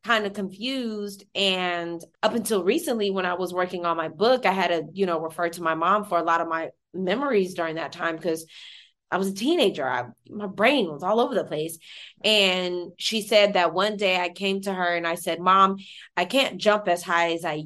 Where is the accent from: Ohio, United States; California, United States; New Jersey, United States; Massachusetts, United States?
California, United States; Stockton; That's where I was born and raised